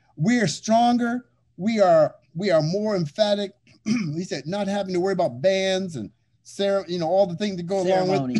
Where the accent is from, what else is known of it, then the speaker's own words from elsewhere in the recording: Kenya; I mean, I'm from Kenya.